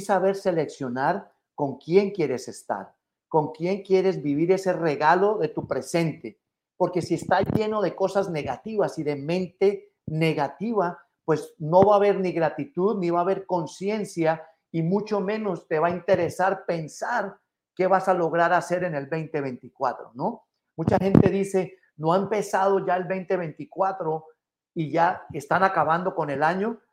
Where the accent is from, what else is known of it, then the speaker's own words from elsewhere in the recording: Mexico City, Mexico; now in United States; Como, como mexicanos y capitalinos